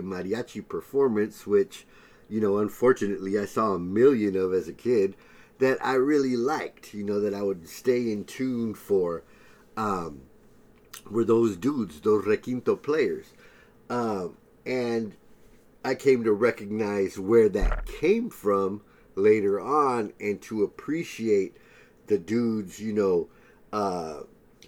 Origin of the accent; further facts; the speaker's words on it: San Diego, California, United States; growing up in San Diego